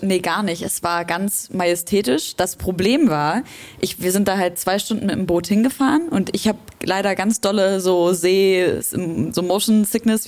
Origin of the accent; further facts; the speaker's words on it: Leipzig, Saxony, Germany; ich komme aus Leipzig